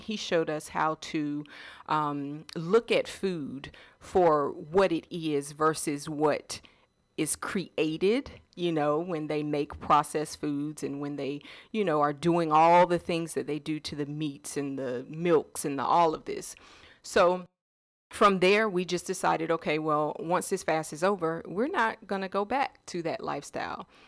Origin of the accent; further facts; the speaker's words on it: Washington, District of Columbia, United States; also born or lived in North Carolina; now in Georgia, United States; I am originally from um, the DC area.